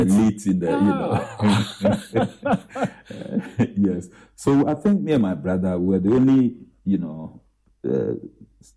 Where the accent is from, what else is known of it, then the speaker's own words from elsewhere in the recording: Adukrom, Eastern Region, Ghana; also born or lived in Winneba; Nifa Secondary School in my hometown, Edikro